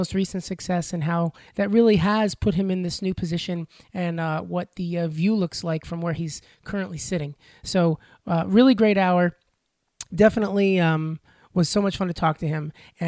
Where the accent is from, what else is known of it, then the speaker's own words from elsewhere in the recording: Long Island, New York, United States; growing up on Long Island